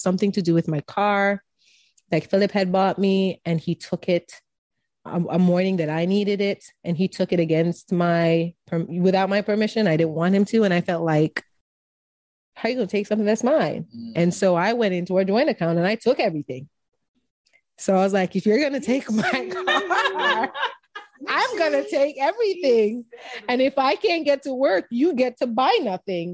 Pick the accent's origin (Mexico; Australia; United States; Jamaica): Jamaica; Being Jamaican